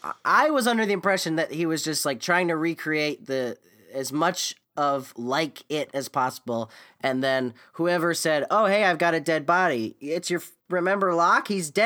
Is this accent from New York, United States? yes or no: no; Naples, Florida, United States; I'm from Naples, Florida, where they filmed Gone Fishing, and a stunt boat flew through the air and killed somebody.